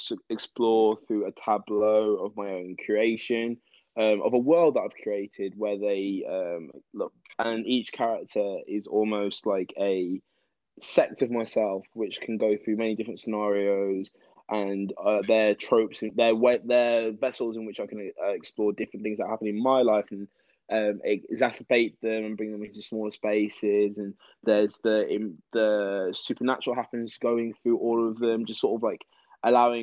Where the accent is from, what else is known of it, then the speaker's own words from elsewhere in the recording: Wolverhampton, West Midlands, United Kingdom; moved away as an adult; now in London, United Kingdom; I'm originally from Wolverhampton, the Birmingham area.